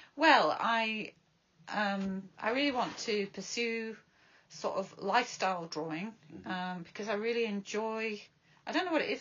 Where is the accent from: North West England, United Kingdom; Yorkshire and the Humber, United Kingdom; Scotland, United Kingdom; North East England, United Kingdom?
Yorkshire and the Humber, United Kingdom; Bradford; now in Brighton, United Kingdom; growing up in a council estate in Bradford